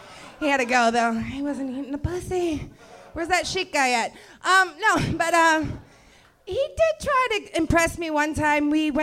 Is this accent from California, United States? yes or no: no; Brooklyn, New York, United States; I'm from Brooklyn. We just do things differently there.